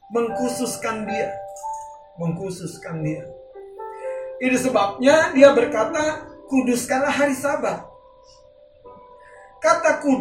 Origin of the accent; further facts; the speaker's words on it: North Sumatra, Indonesia; Seperti kalau kita orang Batak, kita punya prinsip hormati orang tua kita, betul?